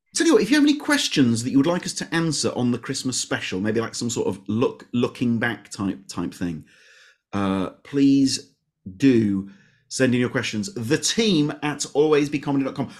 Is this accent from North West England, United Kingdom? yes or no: no; Leeds, Yorkshire and the Humber, United Kingdom; I'm from Leeds.